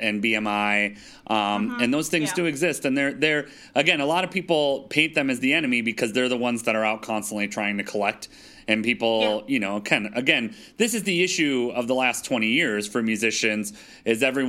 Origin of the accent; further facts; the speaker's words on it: Detroit, Michigan, United States; moved away; also born or lived in Germany; when I was growing up in Detroit